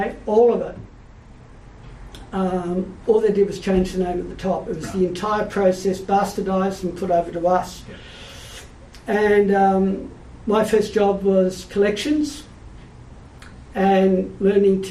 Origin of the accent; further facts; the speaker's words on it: Sydney, New South Wales, Australia; also born or lived in Melbourne; I was born in Melbourne till I was seven. I lived there, and then my father was transferred to Sydney. And I've lived in Sydney, and I love Sydney, and Sydney will always be home